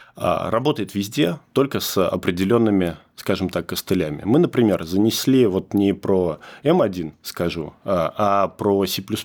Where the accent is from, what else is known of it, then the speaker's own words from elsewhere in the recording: Zelenograd, Moscow, Russia; Я сам из Зеленограда. В Зеленограде родился, закончил институт